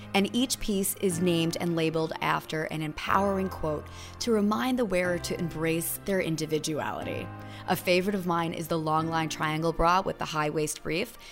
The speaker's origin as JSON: {"language": "English", "town": "New York City", "region": "New York", "country": "United States", "said": "I am from Staten Island"}